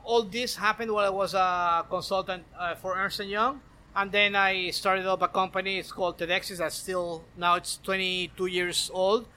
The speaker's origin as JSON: {"language": "English", "town": "Maracaibo", "region": "Zulia", "country": "Venezuela", "tie": "born or raised there", "moved": "as an adult", "lives_now": "Miami, United States", "said": "I was born and raised in Maracaibo uh, in Venezuela"}